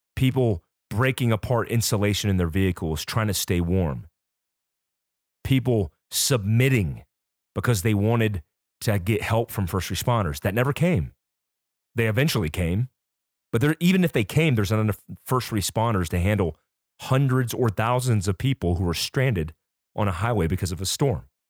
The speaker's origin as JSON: {"language": "English", "country": "United States", "said": "being born in this great country"}